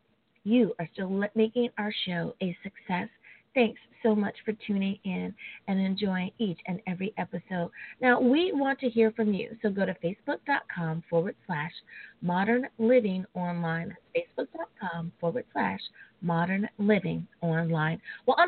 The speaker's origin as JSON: {"language": "English", "country": "United States", "said": "my home country. Woohoo! The United States of America."}